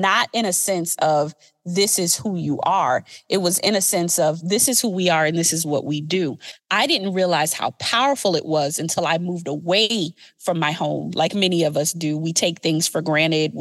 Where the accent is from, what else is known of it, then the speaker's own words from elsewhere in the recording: Beaufort, South Carolina, United States; I'm from Beaufort, South Carolina